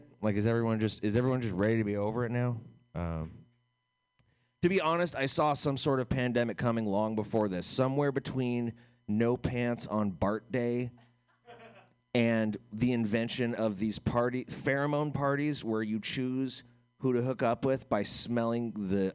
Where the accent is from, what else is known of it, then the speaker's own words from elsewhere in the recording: United States; as an American